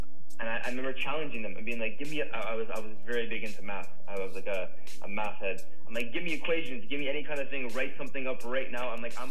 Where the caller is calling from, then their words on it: Costa Rica; I'm joining you guys from Costa Rica.